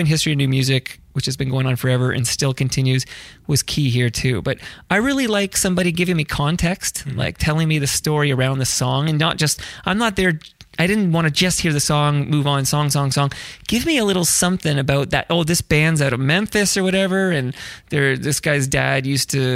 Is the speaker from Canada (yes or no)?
yes; Canada; I'm proud Canadian.